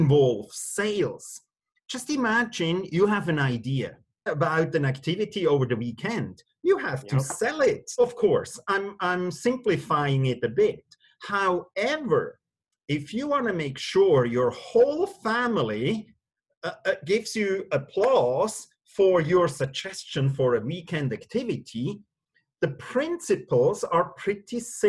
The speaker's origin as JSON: {"language": "English", "country": "Switzerland", "tie": "born or raised there", "also_born_or_lived": "Singapore / London", "moved": "as an adult", "said": "born and raised in Switzerland, and live again back home in Switzerland."}